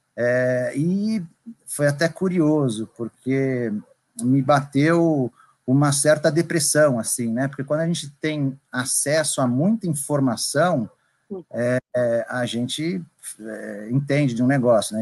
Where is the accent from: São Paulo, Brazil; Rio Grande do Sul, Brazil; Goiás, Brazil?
São Paulo, Brazil; moved away; also born or lived in Bahia; eu sou natural de São Paulo